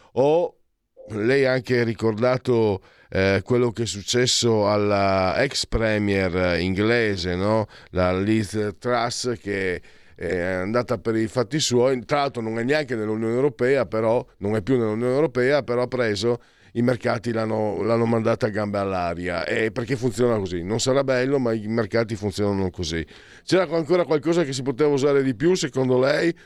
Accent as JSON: {"language": "Italian", "region": "Friuli-Venezia Giulia", "country": "Italy", "said": "io vengo dal Friuli dove la bestemmia ti, scappi, ti scappa facile"}